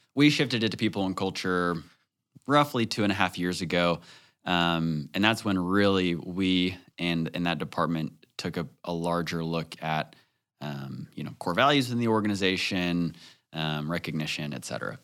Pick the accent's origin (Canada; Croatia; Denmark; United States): United States; Northwest Arkansas; growing up in Northwest Arkansas, I, I would say I lived a pretty sheltered childhood